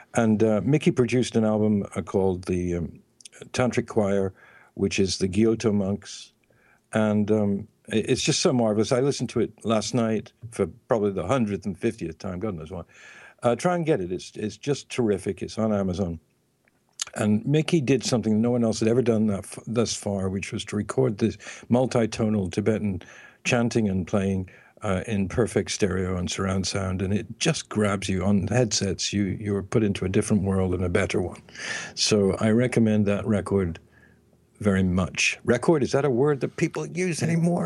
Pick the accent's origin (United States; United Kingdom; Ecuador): United Kingdom; England; I'm from England